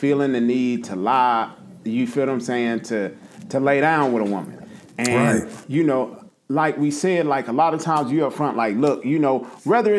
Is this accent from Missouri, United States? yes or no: no; Nashville, Tennessee, United States; from Nashville